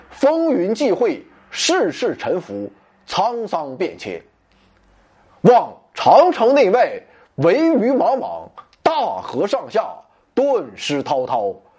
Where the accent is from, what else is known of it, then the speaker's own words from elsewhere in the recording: China; 我们中国人